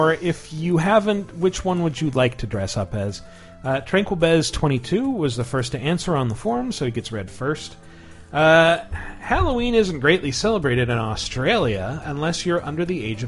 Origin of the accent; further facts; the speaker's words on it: Uruapan, Michoacán, Mexico; in Uruapan, my hometown